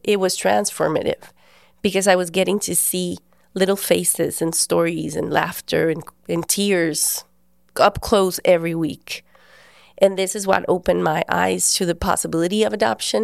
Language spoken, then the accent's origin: English; Guatemala; I'm from Guatemala. I was born there and we've lived there all our lives